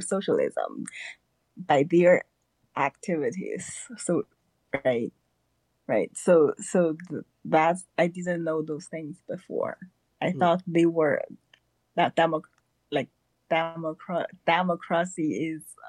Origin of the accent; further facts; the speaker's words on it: China; moved away as an adult; now in Georgia, United States; I'm now in Georgia, and I come from China. So I came to the U.S. in 2016 for graduate schools